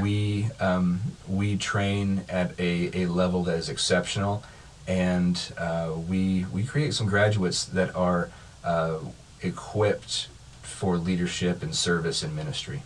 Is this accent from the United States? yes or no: yes; Kansas, United States; moved away as an adult; also born or lived in Missouri / Illinois; I grew up in Kansas, uh, was in grad school, went to college in Missouri, was in grad school in Illinois